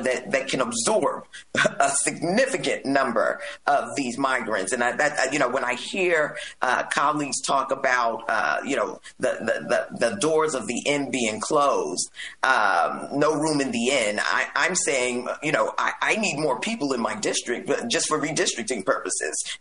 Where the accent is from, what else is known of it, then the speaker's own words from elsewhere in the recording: New York City, New York, United States; I'm from Brooklyn, New York.